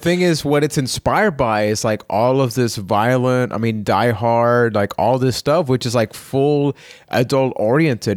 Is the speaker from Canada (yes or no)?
no; Puerto Rico; I am from Puerto Rico.